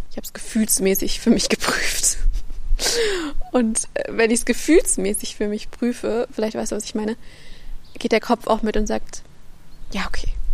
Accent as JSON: {"language": "German", "region": "Central Germany", "country": "Germany", "also_born_or_lived": "Freiburg", "moved": "yes", "lives_now": "near Heidelberg, Germany", "said": "also ich komme aus der Mitte, ich war im Norden, ich war jetzt im Süden"}